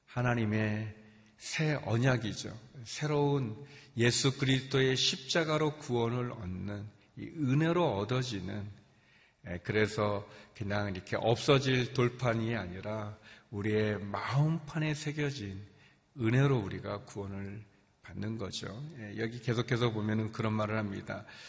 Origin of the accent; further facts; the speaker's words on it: South Korea; moved away as an adult; also born or lived in China; 제가 한국 사람인데 제가 중국에서 와서